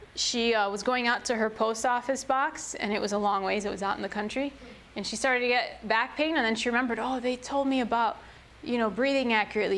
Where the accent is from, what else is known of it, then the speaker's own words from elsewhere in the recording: Chicago, Illinois, United States; I grew up in Chicago